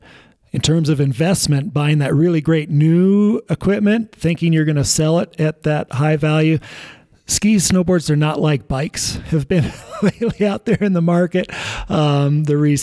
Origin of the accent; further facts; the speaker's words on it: Evergreen, Colorado, United States; I grew up in Evergreen and ski raced at Winter Park